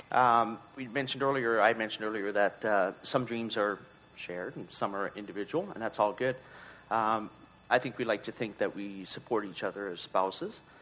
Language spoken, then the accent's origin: English; Newfoundland and Labrador, Canada; moved away; we're both from Newfoundland. We still try and get back every couple of years